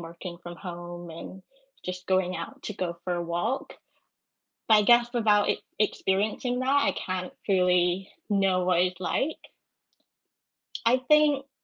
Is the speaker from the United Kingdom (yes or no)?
yes; Edinburgh, Scotland, United Kingdom; moved away as an adult; now in London, United Kingdom; I'm from Edinburgh, and I moved to London over in June.